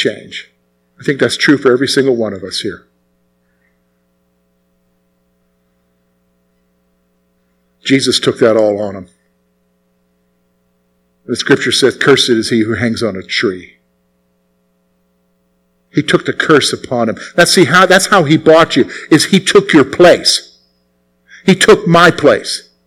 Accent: the South, United States; I grew up in the South

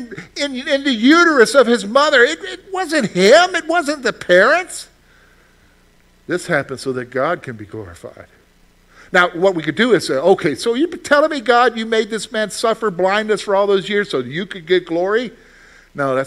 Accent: the South, United States; moved away; I grew up in the South. We had sweet tea before you guys had it up here.

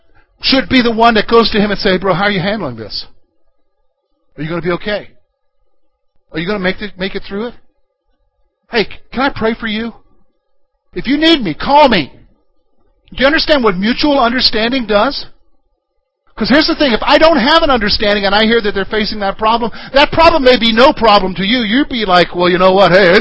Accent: Columbia, United States; now in Pennsylvania, United States; I'm from the South, from Columbia, which is, I grew up in the suburbs there

